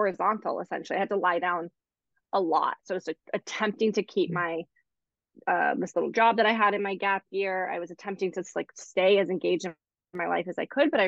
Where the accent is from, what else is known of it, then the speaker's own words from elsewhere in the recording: East Coast, United States; now in Los Angeles, United States; I'm from the East Coast.